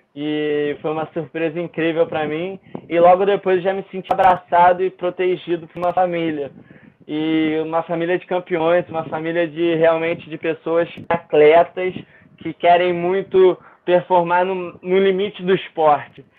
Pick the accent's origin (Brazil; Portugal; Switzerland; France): Brazil